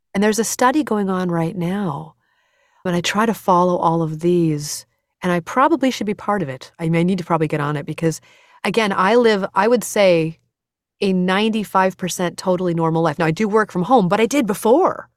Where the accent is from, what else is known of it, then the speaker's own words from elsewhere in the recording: United States; I'm American